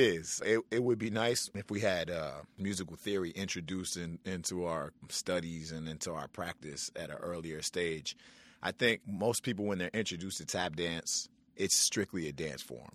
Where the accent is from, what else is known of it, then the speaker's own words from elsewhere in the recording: New York City, New York, United States; growing up in New York City with my mother, Sue Samuels